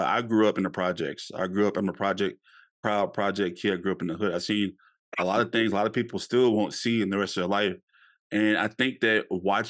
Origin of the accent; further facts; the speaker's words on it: Louisiana, United States; I grew up in Louisiana